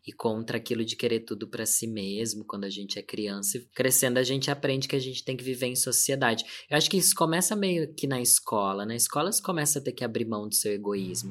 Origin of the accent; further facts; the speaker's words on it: Sorocaba, São Paulo, Brazil; Sou do interior de São Paulo, da cidade de Sorocaba